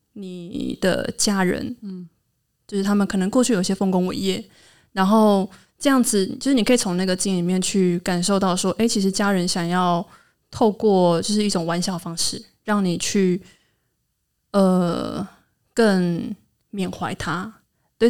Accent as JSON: {"language": "Chinese", "region": "Hualien County", "country": "Taiwan", "accent": "Truku tribal accent", "said": "我是来自花莲的泰鲁格族，目前在教育现场工作"}